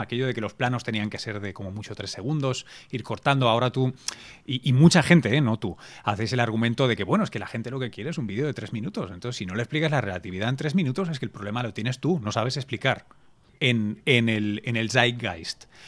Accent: Barcelona, Catalonia, Spain; yo me crié en Barcelona

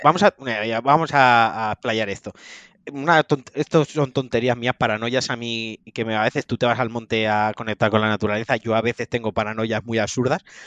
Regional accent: Valencian Community, Spain; como valenciano

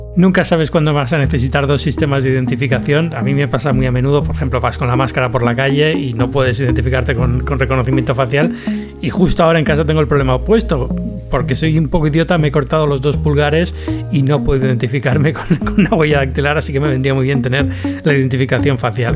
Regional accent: Spain; now in Atlanta, United States; vuelvo, vuelvo a España

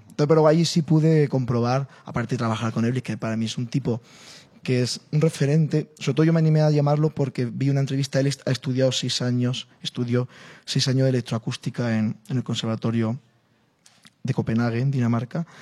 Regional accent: Spain; Llego yo, como español, como flamenco

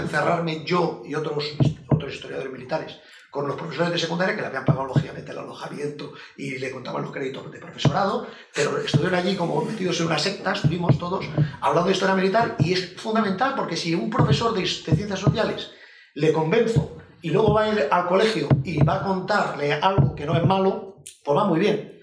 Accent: Spain; nosotros en España

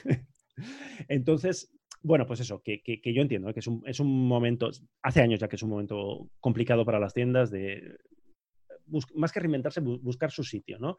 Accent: Basque Country, Spain; soy vasco

